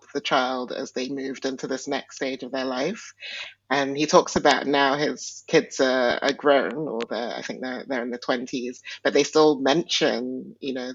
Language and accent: English; Nigeria; I was born in Nigeria, and Nigeria is definitely a patriarchal culture. And also, my ethnic group is Igbo